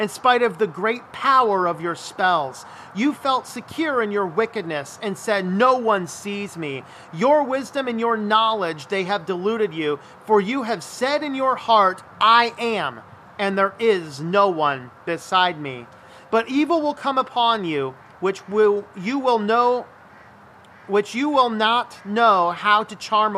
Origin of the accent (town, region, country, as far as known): United States